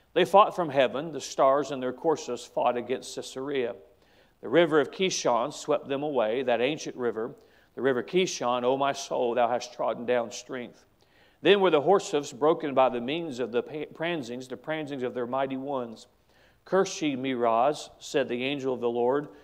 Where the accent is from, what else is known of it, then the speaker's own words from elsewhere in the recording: United States; as an American